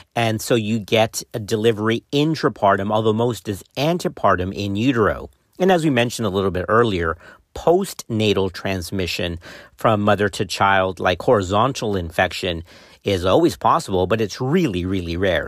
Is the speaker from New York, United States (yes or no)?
no; Texas, United States; my home state of Texas